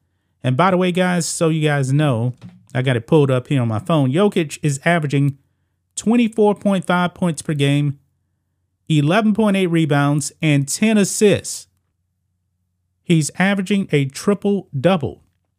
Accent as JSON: {"language": "English", "town": "Beaumont", "region": "Texas", "country": "United States", "tie": "born or raised there", "said": "He's from my hometown, and he is embarrassing my hometown. Thankfully, you know, Beaumont is actually a football city, not necessarily a basketball city."}